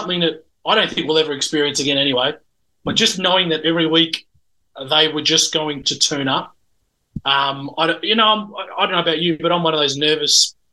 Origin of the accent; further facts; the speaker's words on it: Melbourne, Victoria, Australia; I grew up in Keilor East, and we played at Waverley